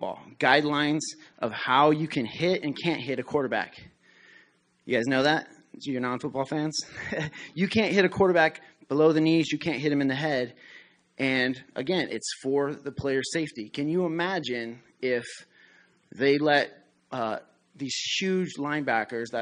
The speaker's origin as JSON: {"language": "English", "region": "Colorado", "country": "United States", "tie": "born or raised there", "moved": "yes", "said": "I grew up in Colorado"}